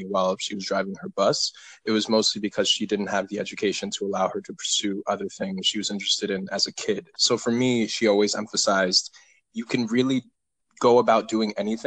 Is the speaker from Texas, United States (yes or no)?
no; West Haven, Connecticut, United States; also born or lived in Cleveland, Ohio; I was born in Cleveland, Ohio, but I grew up all in West Haven, Connecticut for the majority of my life